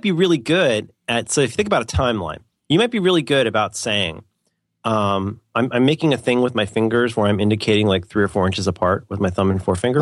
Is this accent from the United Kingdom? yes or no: yes; England, United Kingdom; I'm an English guy